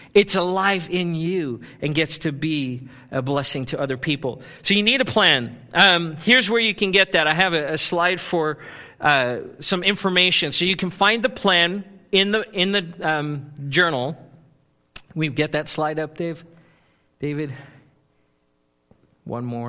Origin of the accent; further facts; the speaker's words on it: South Africa; moved away; I grew up in South Africa, which is a gold mining country